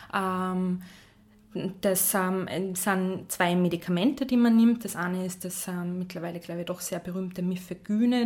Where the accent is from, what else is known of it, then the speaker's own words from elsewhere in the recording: Salzburg, Austria; moved away; also born or lived in Vienna; ich bin ursprünglich Salzburgerin